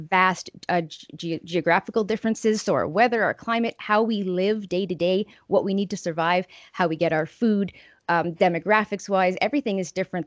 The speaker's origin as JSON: {"language": "English", "town": "Estevan", "region": "Saskatchewan", "country": "Canada", "tie": "born or raised there", "said": "my hometown riding of Estevan and Weyburn regions"}